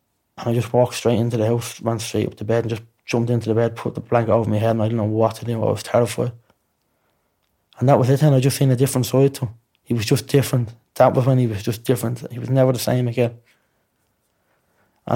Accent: Dublin, Leinster, Ireland; I'd seen heroin and I'd seen needles before all my life, growing up in Ballymore

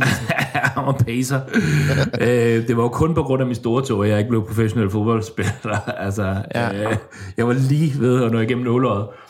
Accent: Denmark; now in Stockholm, Sweden; jeg har lige været øh, alene med hende hjemme i Danmark.

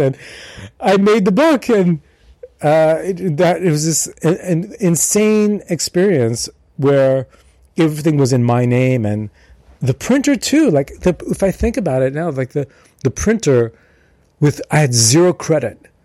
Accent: New York, United States; moved away; I'm from New York originally, and my family uh, were Armenians. My father's family was from Marseille, Armenian from Marseille, and my mother's family is from uh, Iran, uh, Armenian but from Iran, and they met in New York, and that's where I was born.

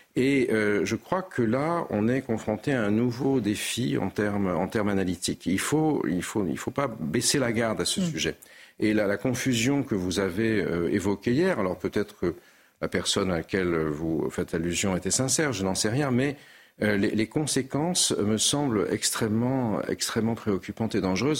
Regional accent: Nice, Provence-Alpes-Côte d'Azur, France; étant niçois

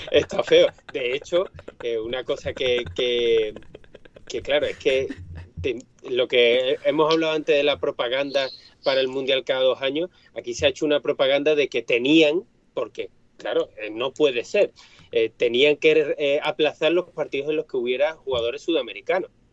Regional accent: Seville, Andalusia, Spain; esta mi ciudad natal

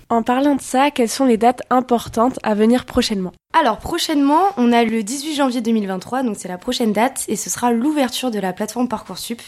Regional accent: Périgueux, Nouvelle-Aquitaine, France; je suis originaire de Périgueux. Euh, j'étais au lycée à Bertrand de Borne, donc euh, juste en dessous dans le centre-ville de Périgueux

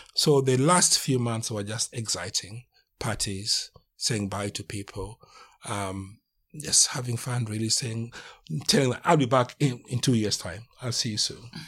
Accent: Kenya; moved away as an adult; now in United Kingdom; I'm from Kenya, been in this country for nearly

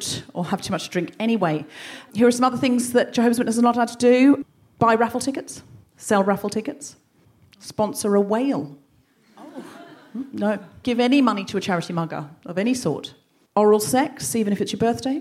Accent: Australia; now in London, United Kingdom; I'm from Australia, my whole childhood was basically praying in the bush

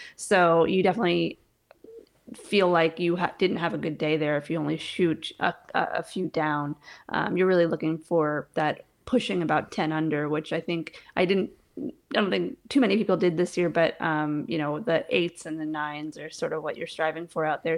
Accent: New York, United States; moved away as an adult; also born or lived in Colorado; now in Pensacola, Florida, United States; I'm originally from New York. That's where I was born and raised

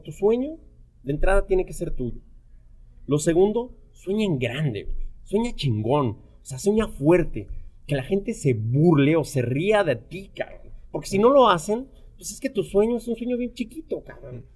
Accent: Mexico City, Mexico; moved away as an adult; also born or lived in Vancouver; Yo, soy mexicano, nazco en, la Ciudad de México y, y, crezco en uno de los barrios probablemente más peligrosos y, y, de mayor índice de criminalidad en, en, la Ciudad de México

